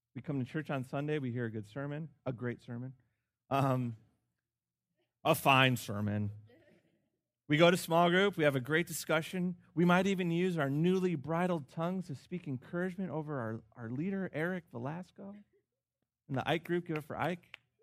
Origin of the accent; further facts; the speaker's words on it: Chicago, Illinois, United States; Chicago, my hometown